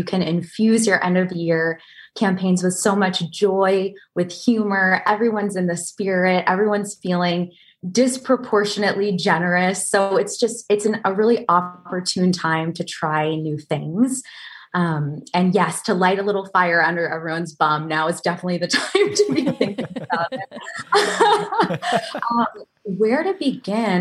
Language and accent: English; Maple Corner, Vermont, United States; moved away; the quaint little village of Maple Corner, Vermont